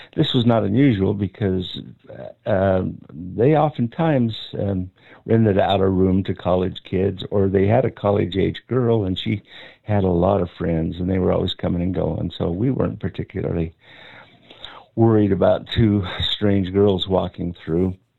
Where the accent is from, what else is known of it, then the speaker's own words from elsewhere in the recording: Ogden, Utah, United States; I grew up in Ogden